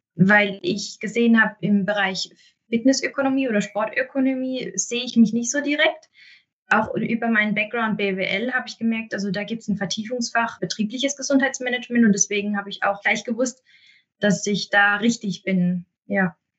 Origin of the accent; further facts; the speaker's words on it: Mosbach, Baden-Württemberg, Germany; in meiner Heimatstadt eine Stelle